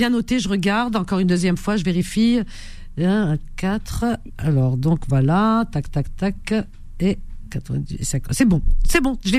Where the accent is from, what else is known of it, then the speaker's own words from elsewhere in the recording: France; moi je sais que je suis française.